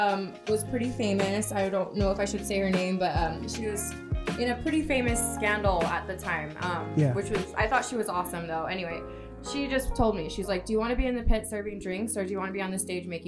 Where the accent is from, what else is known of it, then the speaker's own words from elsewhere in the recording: Hawaii, United States; moved away as an adult; also born or lived in California; now in Las Vegas, United States; I'm originally from Hawaii. I'm a local girl